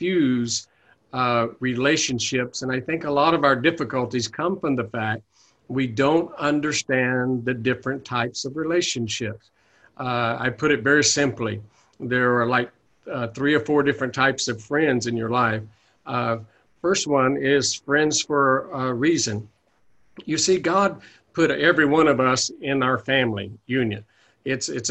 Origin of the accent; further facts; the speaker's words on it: the Bible Belt, United States; now in Oakland area, United States; I was raised in the Bible Belt